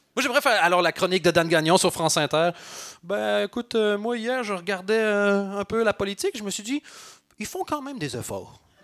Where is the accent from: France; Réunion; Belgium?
Belgium; je suis belge